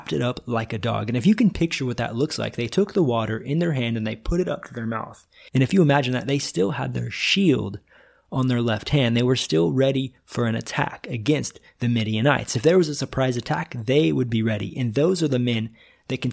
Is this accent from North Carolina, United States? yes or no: no; Northwest Missouri, United States; moved away as an adult; now in Brazil; I'm originally from Northwest Missouri